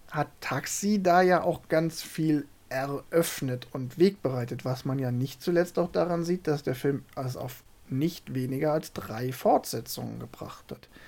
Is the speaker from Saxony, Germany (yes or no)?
no; Saarland, Germany; äh, ich bin ja im Saarland aufgewachsen und äh, das Saarland ist ja traditionell Frankreich-affin und auch Peugeot-affin.